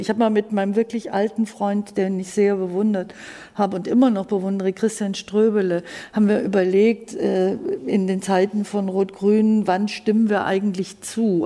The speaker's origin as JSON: {"language": "German", "area": "Allgäu", "region": "Bavaria", "country": "Germany", "said": "ich komme aus dem Allgäu oder aus dem Unterallgäu"}